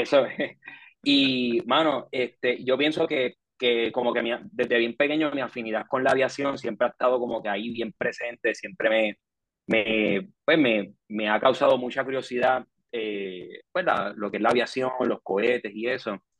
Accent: Puerto Rico; Yo nací en Puerto Rico en el 89

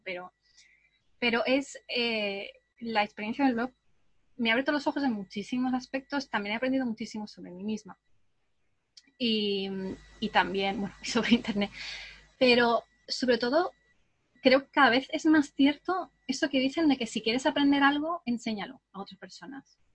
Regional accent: southern Spain, Spain; also born or lived in England; aunque me siento un poco más española porque he pasado más parte de mi vida aquí en el sur de España

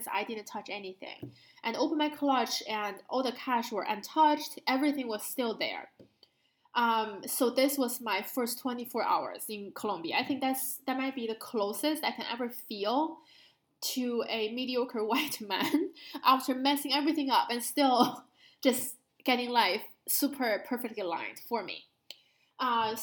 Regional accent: Beijing, China; moved away; growing up in Beijing

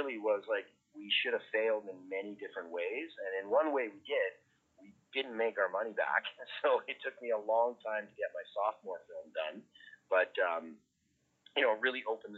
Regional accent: Kelowna, British Columbia, Canada; moved away as an adult; also born or lived in Trail, British Columbia / New York City; now in Edmonton, Canada; growing up in Kelowna, and coming from Trail and small towns

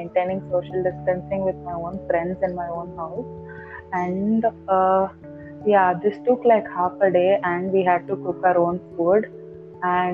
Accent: Bangalore, Karnataka, India; moved away as an adult; to travel all the way from, you know, Bangalore

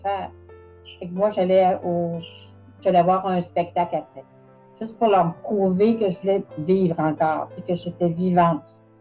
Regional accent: Sherbrooke, Quebec, Canada; moved away as an adult; now in Montreal, Canada; je suis originaire de Sherbrooke

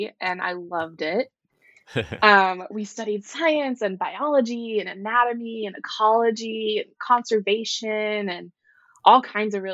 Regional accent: Highland Village, Texas, United States; now in North Carolina, United States; I grew up in a very small town in North Texas called Highland Village

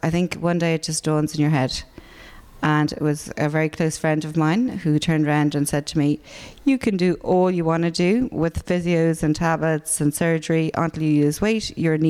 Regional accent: Ireland; now in Dublin, Ireland; being an Irish person

